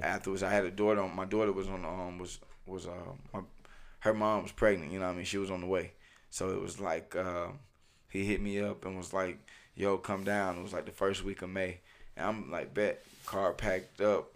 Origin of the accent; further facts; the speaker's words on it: Hephzibah, Georgia, United States; I'm from Hepsba